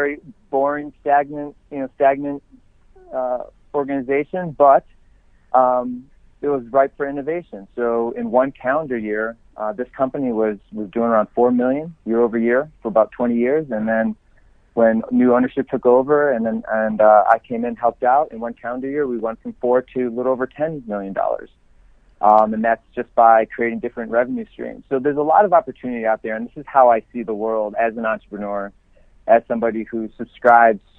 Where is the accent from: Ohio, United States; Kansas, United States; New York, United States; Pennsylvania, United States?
New York, United States; Elma; born or raised there; moved away as an adult; also born or lived in Kenmore, New York / Florida / California